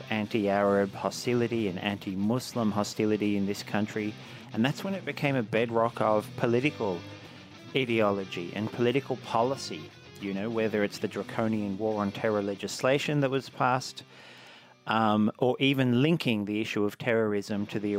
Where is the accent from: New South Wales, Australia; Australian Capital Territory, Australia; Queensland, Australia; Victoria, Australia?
New South Wales, Australia; Blue Mountains; when I was a teenager growing up in the Blue Mountains